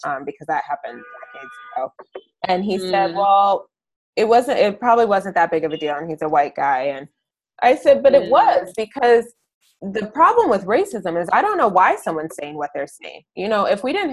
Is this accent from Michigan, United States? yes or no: yes; Ann Arbor, Michigan, United States; I'm from Ann Arbor. I live in Ann Arbor again.